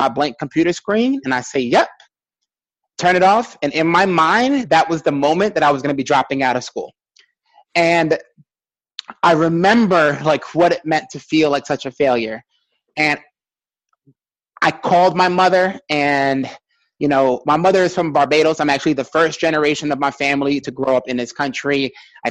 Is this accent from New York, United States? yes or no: yes; New York City, New York, United States; I'm still from Brooklyn